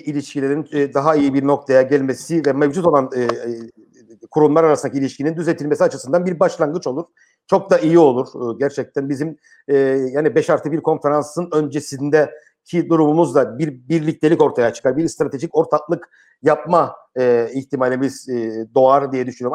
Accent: Cyprus

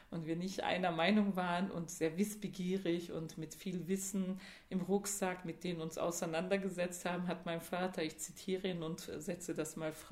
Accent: Georgian border area, Turkey; born there; ist er innerhalb der Türkei von der georgischen Grenze, da wo ich geboren bin, als jugendlicher Mensch ähm, emigriert nach, ähm, zum Schwarzmeer, zur Schwarzmeerküste nach Zonguldak.

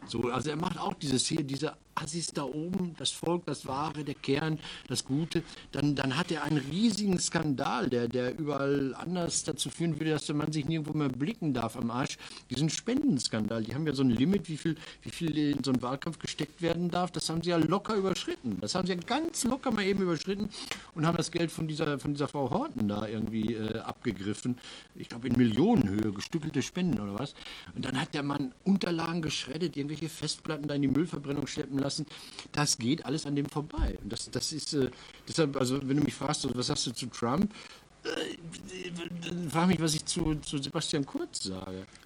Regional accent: Marl, North Rhine-Westphalia, Germany; aus meiner Heimatstadt Marl

